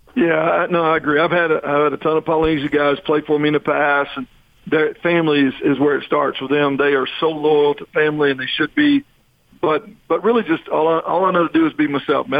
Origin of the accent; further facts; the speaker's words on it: Texas, United States; moved away as an adult; I'm from Texas